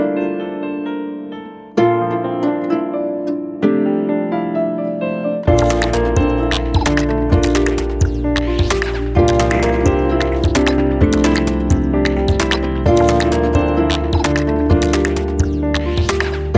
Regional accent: New York, United States; growing up in New York

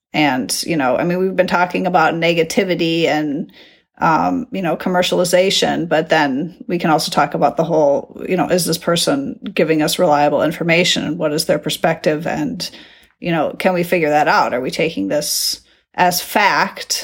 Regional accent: United States; moved away as an adult; now in Netherlands; my experience being an American abroad

